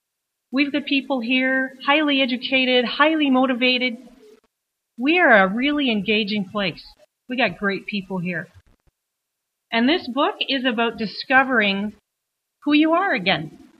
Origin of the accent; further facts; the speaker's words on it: Fort McMurray, Alberta, Canada; You say to people, I'm from Fort McMurray, and they think they know all about us.